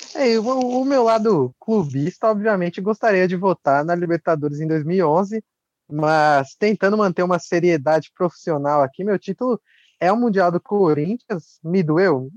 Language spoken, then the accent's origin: Portuguese; Brazil; como brasileiro